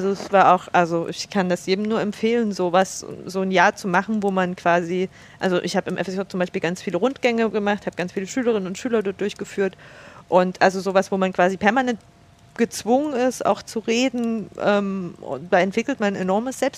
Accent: Saxony, Germany; Ich ähm, genau, bin aufgewachsen in einem Dorf bei Chemnitz, so ein knappes Vorwendekind, 87 geboren.

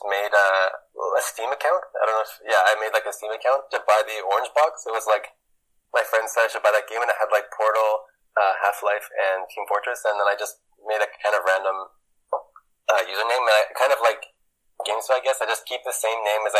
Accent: Canada; moved away as an adult; also born or lived in Switzerland; now in Belgium; I'm from Canada, and I live in Belgium now. Before, I was in Switzerland

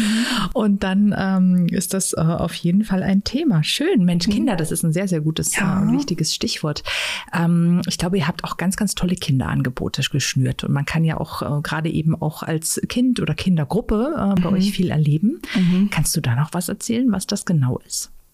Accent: Saxony-Anhalt, Germany; Hier bei uns in Sachsen-Anhalt

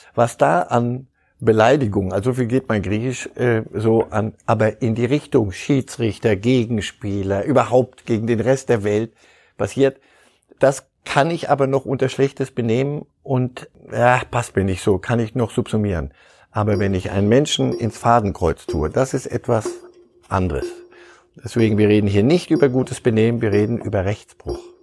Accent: Istanbul, Turkey; moved away as an adult; now in Munich, Germany; ich komme aus Istanbul, ich lebe seit über 25 Jahren hier in München

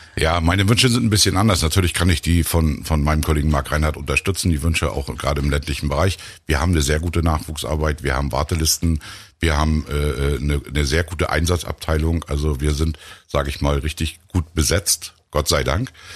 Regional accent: Rostock, Mecklenburg-Vorpommern, Germany; als Rostocker

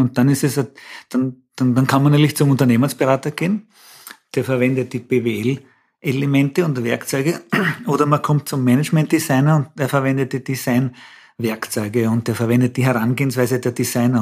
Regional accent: Austria; bei uns in Österreich

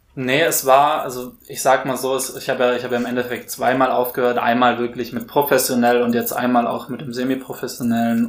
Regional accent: Würzburg, Bavaria, Germany; moved away; also born or lived in Hamburg; ich bin in Würzburg aufgewachsen

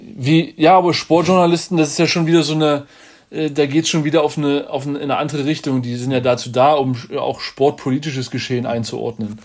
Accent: Germany

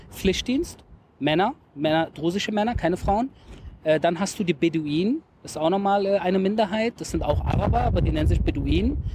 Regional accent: Berlin, Germany; moved away as an adult; now in Israel; Ich bin selber in äh, Deutschland geboren, 1977, habe dort äh, in Berlin gelebt und bin vor ca. 14 Jahren nach Israel ausgewandert.

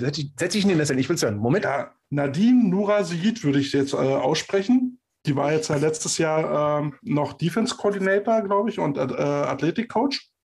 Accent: Berlin, Germany; ich bin Berliner.

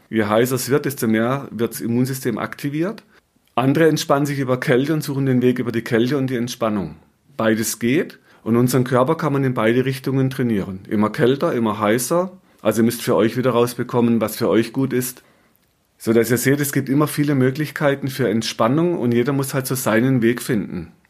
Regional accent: Baden-Württemberg, Germany; Ich komme aus dem Schwarzwald, ich liebe Feuer machen.

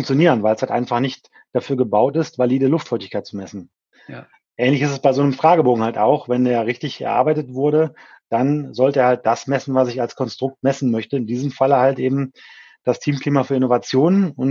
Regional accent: Krefeld, North Rhine-Westphalia, Germany; her komme ich eben aus dem Umfeld der Hochschule Niederrhein, nämlich aus Krefeld, ah, äh, okay. äh, Niederrhein. Mhm. Ähm, also klassischer Niederrheiner

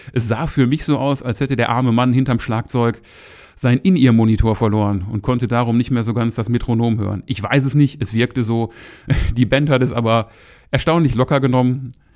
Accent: Moers, North Rhine-Westphalia, Germany; ich komme hier aus Mörs

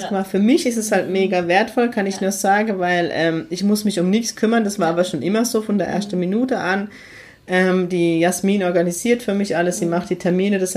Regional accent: Heidelberg, Baden-Württemberg, Germany; ja, ich komme auch aus heidelberg ziegelhaus Also

